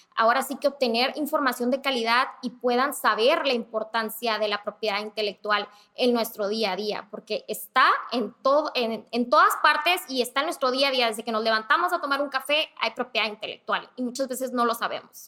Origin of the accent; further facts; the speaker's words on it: Mexicali, Baja California, Mexico; now in Tijuana, Mexico; soy de Mexicali